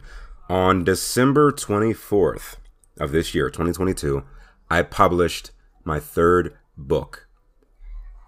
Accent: Pittsburgh, Pennsylvania, United States; my hometown, Pittsburgh

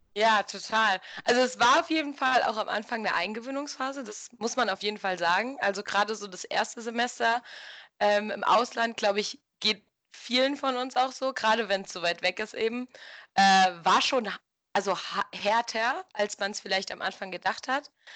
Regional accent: Germany; moved away as an adult; now in Mexico; als Deutscher

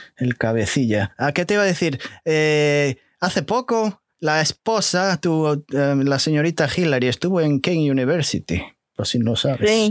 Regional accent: Portugal; now in New Jersey, United States; soy portugués

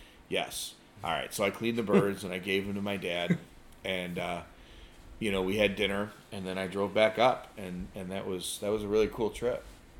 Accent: Joliet, Illinois, United States; moved away; I grew up in the Joliet area

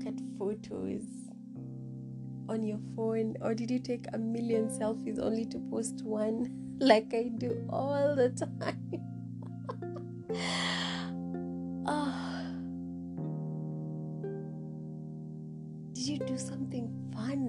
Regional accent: Samburu County, Kenya; my home county. I'm from Samburu County

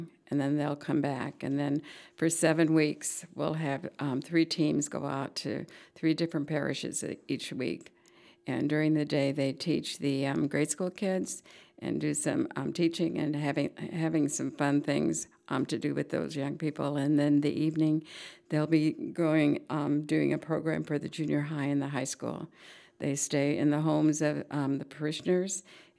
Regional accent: Aurora, Illinois, United States; I came from Aurora, Illinois, and I have two sisters.

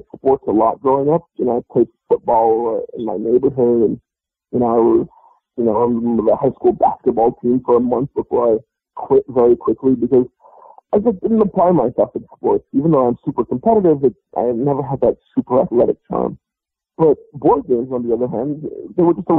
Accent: New York City, New York, United States; I grew up in Brooklyn, and I grew up playing chess in the park

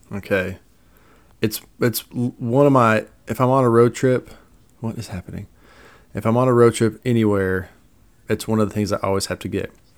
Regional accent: United States; I'm American

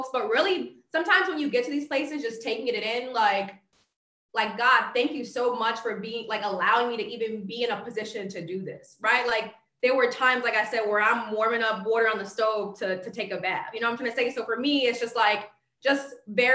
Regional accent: Bridgeport, Connecticut, United States; Growing up in Bridgeport

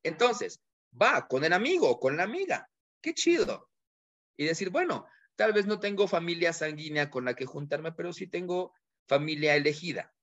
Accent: Mexico; como buenos mexicanos, nos encanta la fiesta

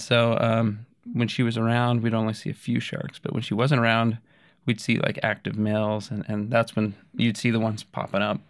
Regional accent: Rock Springs, Wyoming, United States; now in Kuna, Idaho, United States; Rock Springs, Wyoming.

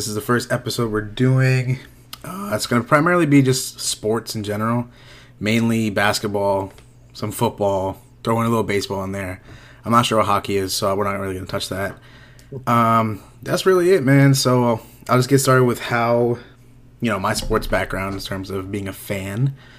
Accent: New England, United States; now in Florida, United States; For those who don't know, I'm from New England. I currently live in Florida.

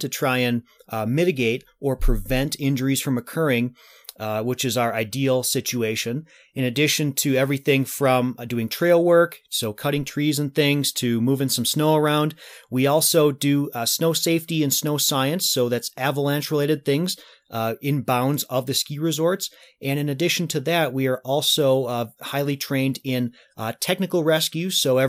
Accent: Michigan, United States; also born or lived in Wisconsin; it all started back when I was growing up in Wisconsin and in Michigan.

